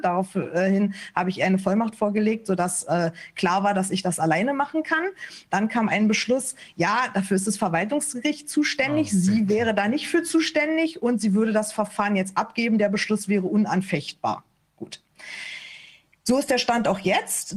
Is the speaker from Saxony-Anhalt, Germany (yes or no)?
no; Berlin, Germany; moved away as an adult; also born or lived in Lower Saxony; now in Hanover Region, Germany; Ich bin eigentlich gebürtige Berlinerin und sind dann erst hier nach Niedersachsen gezogen.